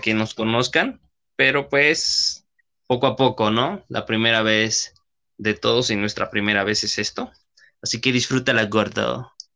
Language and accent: Spanish; Mexico; mexicanos que somos